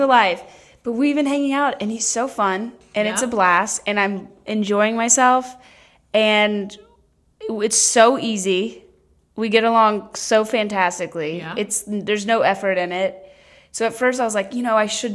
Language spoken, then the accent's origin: English; Kentucky, United States; we're both from Kentucky, so we're also cousins